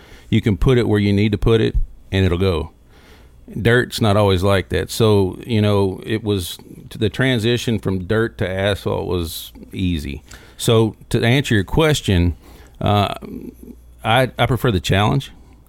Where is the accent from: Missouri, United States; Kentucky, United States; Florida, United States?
Kentucky, United States; Windy Hollow; But no, I grew up in Windy Hollow. Windy Hollow Speedway was literally one house from me, from the age, 2.5 until I actually went in the military.